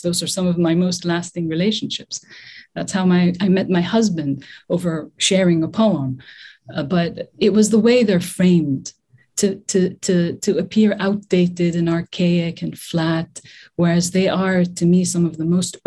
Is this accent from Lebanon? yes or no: yes; Lebanon; also born or lived in Beirut / South Lebanon; I grew up in Lebanon during the Civil War